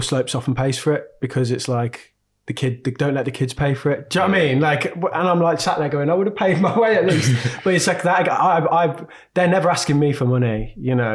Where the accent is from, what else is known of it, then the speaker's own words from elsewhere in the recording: Birmingham, West Midlands, United Kingdom; I grew up in inner city Birmingham. So I grew up in Aston, near Aston Erdington.